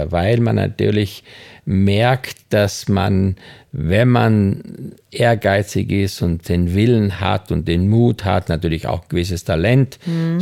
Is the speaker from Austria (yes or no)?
yes; Styria, Austria; moved away; Ich bin in der Steiermark groß geworden